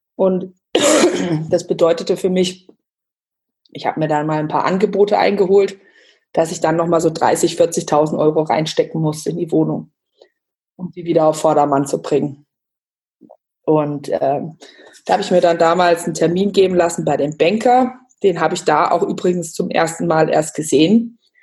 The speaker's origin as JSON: {"language": "German", "town": "Bad Homburg", "region": "Hesse", "country": "Germany", "tie": "born or raised there", "moved": "as an adult", "lives_now": "Bayreuth, Germany", "said": "komme gebürtig aus Bad Homburg bei Frankfurt, lebe mittlerweile seit fast zehn Jahren in Bayreuth im Nordosten von Bayern"}